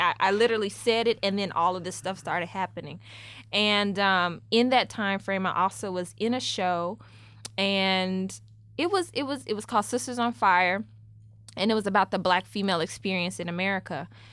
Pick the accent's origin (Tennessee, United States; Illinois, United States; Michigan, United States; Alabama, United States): Tennessee, United States; Memphis; moved away as an adult; now in New York, United States; I'm from Memphis